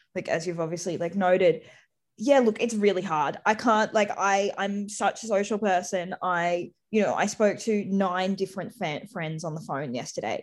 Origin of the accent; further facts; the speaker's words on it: Australia; also born or lived in Sydney; being Australian